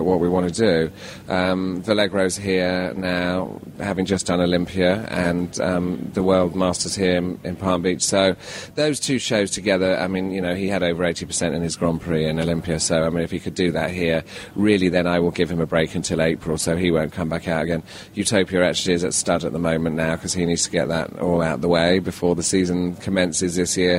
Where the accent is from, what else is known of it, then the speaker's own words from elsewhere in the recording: United Kingdom; being British